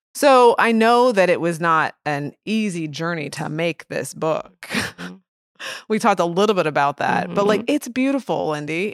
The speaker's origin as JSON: {"language": "English", "town": "Edwardsville", "region": "Illinois", "country": "United States", "tie": "born or raised there", "lives_now": "St. Louis, United States", "said": "I grew up in Edwardsville"}